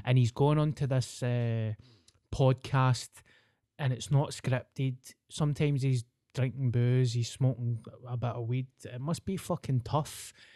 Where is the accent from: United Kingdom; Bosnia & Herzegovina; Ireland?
United Kingdom; Scotland; being Scottish